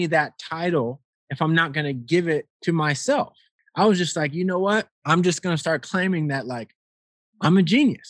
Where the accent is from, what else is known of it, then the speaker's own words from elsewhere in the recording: Rialto, California, United States; moved away as an adult; also born or lived in Las Vegas, Nevada; I'm born and raised in Rialto, California, actually where I'm at now, at my parents' place